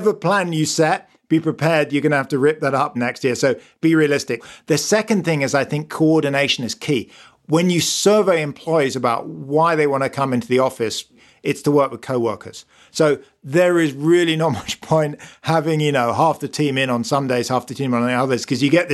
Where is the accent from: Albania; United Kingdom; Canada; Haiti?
United Kingdom; as a Brit